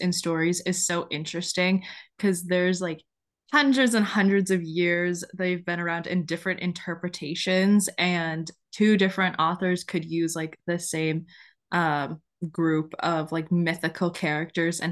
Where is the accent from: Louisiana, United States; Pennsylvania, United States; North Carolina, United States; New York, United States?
North Carolina, United States; we're from North Carolina